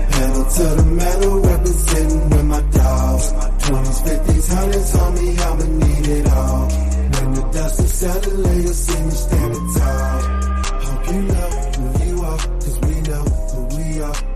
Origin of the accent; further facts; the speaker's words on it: California, United States; I grew up basically in the Orange County area, but like we I moved around a lot.